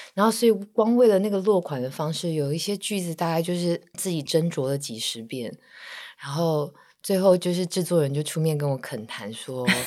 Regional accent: Taiwan; 以亚洲，尤其是台湾的女孩子来说，我们可能都相信与人为善这件事情

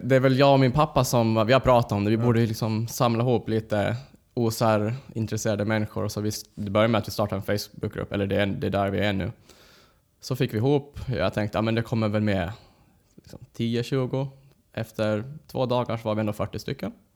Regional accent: Åland Islands; moved away; åka hem över den helgen, träffa släkten, familj

